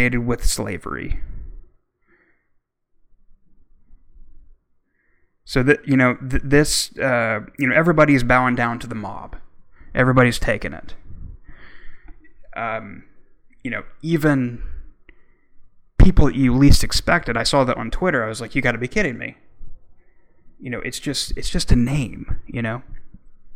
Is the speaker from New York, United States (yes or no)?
no; Oklahoma, United States; Growing up in Oklahoma